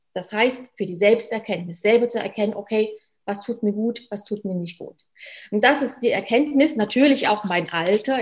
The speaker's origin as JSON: {"language": "German", "country": "Germany", "tie": "born or raised there", "moved": "as an adult", "lives_now": "Switzerland", "said": "Ich komme gebürtig aus Deutschland, wie man hört. Bin jetzt seit über zehn Jahren schon in der Schweiz"}